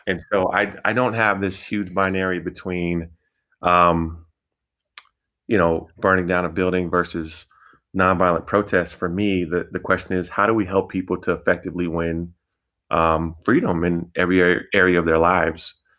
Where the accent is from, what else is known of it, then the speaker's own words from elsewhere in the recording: Denver, Colorado, United States; I'm from the Denver community